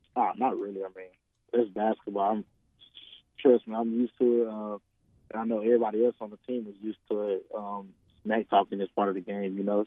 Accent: Jacksonville, Arkansas, United States; I'm from Jacksonville

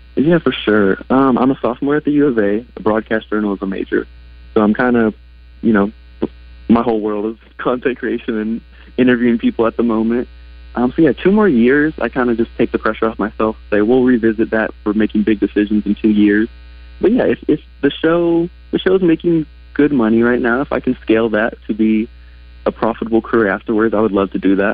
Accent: Northwest Arkansas, United States; I grew up here in Northwest Arkansas with a love for Razorback sports

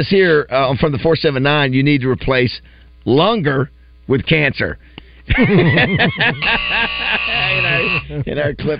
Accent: Florida, United States; born or raised there

